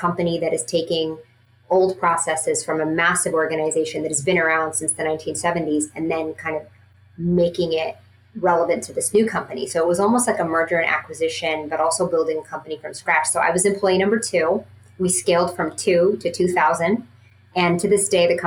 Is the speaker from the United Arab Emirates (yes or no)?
yes; Dubai, United Arab Emirates; moved away; growing up in Dubai